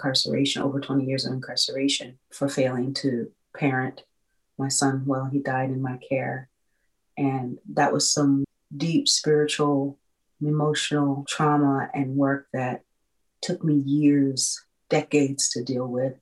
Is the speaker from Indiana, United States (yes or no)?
yes; Indianapolis, Indiana, United States; I was a girl who was born and raised in Indianapolis, Indiana